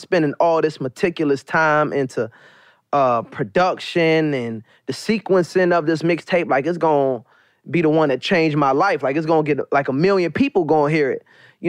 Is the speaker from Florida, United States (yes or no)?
no; Maryland, United States; like I said, I'm from Maryland.